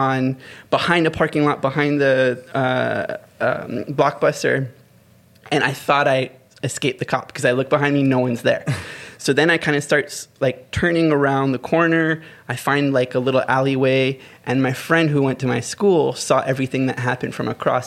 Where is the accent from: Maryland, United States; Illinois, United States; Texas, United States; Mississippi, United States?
Maryland, United States; moved away; growing up in the states, like where I grew up in Maryland